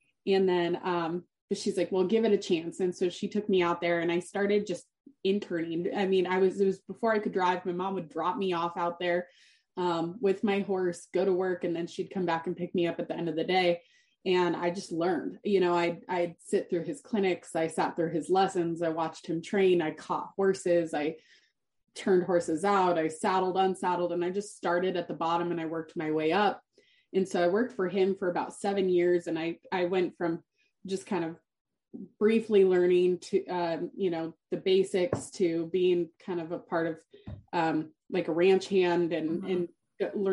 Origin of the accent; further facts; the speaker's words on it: Steamboat Springs, Colorado, United States; I grew up in Steamboat Springs, Colorado